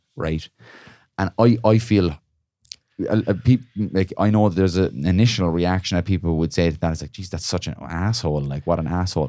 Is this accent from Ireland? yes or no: yes; Ireland; cultural thing for us as Irish people